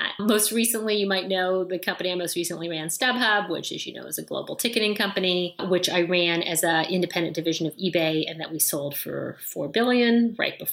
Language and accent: English; Canada; you and I are both Canadian, so I grew up in Canada, which is awesome.